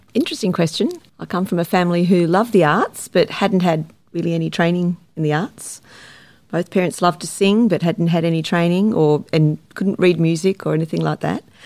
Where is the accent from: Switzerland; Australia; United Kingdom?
Australia; Sydney, New South Wales; I grew up in the Shire and I teach in the Shire